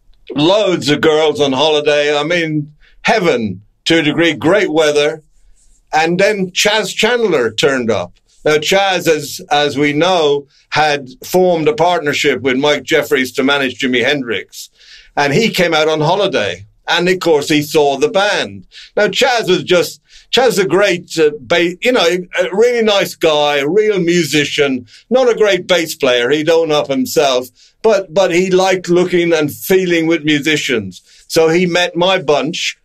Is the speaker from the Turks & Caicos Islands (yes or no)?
no; Ireland; I'm Irish. No, I'm Irish